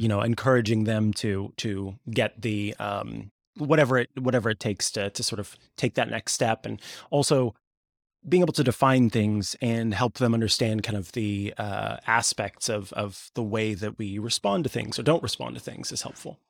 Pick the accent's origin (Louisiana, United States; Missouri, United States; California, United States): Missouri, United States; I grew up in Missouri